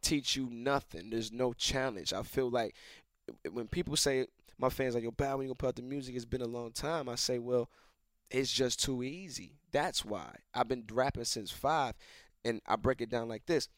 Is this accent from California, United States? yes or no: no; Atlanta, Georgia, United States; I was raised in Atlanta